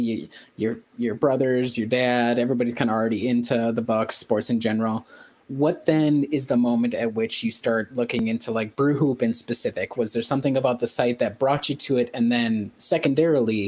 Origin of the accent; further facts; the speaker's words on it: outside Milwaukee, Wisconsin, United States; as somebody who only lived like 15 minutes outside of Milwaukee